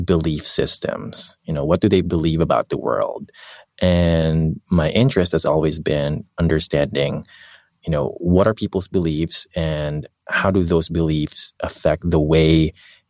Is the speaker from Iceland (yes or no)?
no; Philippines; moved away; I grew up in the Philippines and my parents didn't really have that much